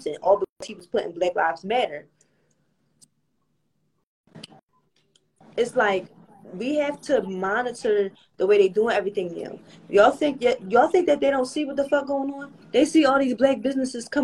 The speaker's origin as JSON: {"language": "English", "town": "Philadelphia", "region": "Pennsylvania", "country": "United States", "said": "I'm from Little Philly"}